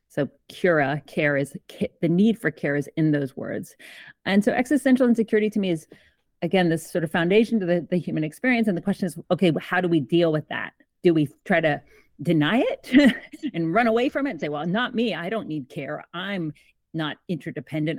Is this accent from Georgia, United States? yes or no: yes; Georgia, United States; also born or lived in Canada; I'm Canadian. I grew up in Georgia, so in the American South, but I'm Canadian